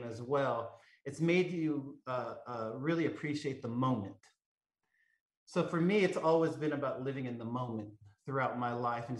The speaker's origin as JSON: {"language": "English", "region": "Southern California", "country": "United States", "tie": "born or raised there", "said": "growing up in Southern California"}